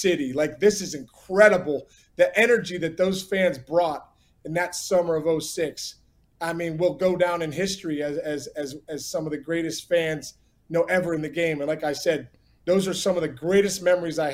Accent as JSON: {"language": "English", "town": "Upper St. Clair", "region": "Pennsylvania", "country": "United States", "tie": "born or raised there", "said": "Growing up in Pittsburgh"}